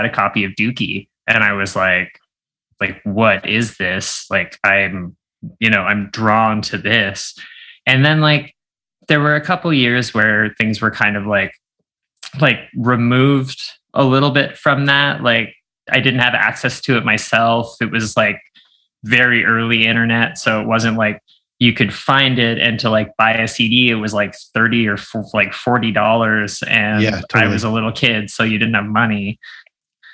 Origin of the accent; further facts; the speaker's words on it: Miramichi, New Brunswick, Canada; I grew up in Miramichi, New Brunswick